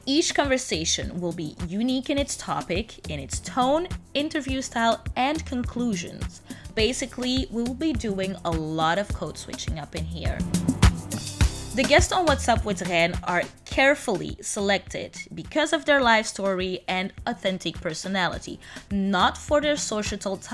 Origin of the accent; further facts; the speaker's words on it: Antwerp, Flanders, Belgium; now in Brussels, Belgium; I was born in Antwerp and am currently based in the European capital, Brussels